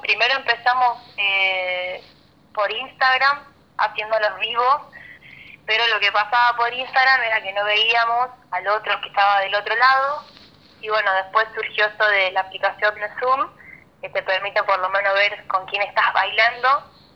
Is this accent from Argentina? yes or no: yes; Chabás, Santa Fe, Argentina; also born or lived in Rosario; yo vivo en Chabás, que es un pueblo que está a 100 kilómetros de Rosario.